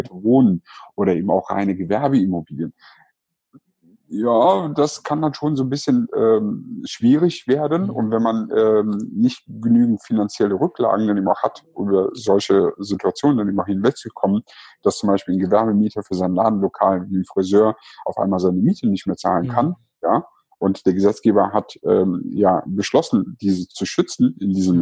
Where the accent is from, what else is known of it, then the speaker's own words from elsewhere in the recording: Cologne, North Rhine-Westphalia, Germany; war ich wirklich kurz davor, als Kölner nach Düsseldorf zu ziehen